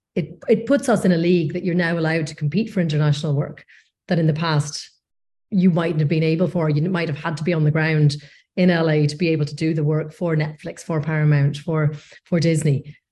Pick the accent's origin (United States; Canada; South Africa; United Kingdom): United Kingdom; North Coast, Northern Ireland; moved away as an adult; also born or lived in Leeds / London; I'm from the North Coast originally